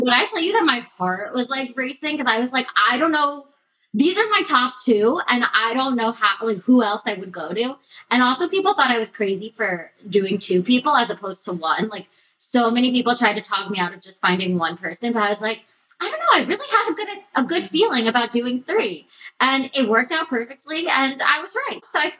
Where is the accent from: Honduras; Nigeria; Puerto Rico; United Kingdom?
United Kingdom; England; also born or lived in Botswana; now in United States; I'm from Botswana, grew up in England, moved to America 12 years ago.